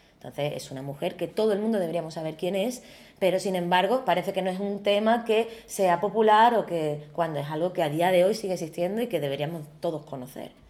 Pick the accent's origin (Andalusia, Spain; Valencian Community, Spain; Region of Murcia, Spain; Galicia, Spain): Andalusia, Spain; Algeciras; moved away as an adult; also born or lived in Madrid; soy diseñadora andaluza, eh, gaditana y en concreto algecireña